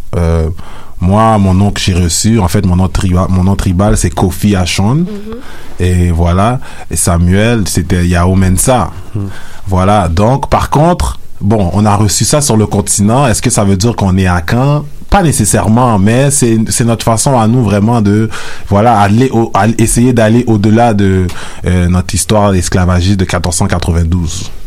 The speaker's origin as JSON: {"language": "French", "town": "Montreal", "region": "Quebec", "country": "Canada", "tie": "born or raised there", "said": "je suis né, j'ai grandi à Montréal"}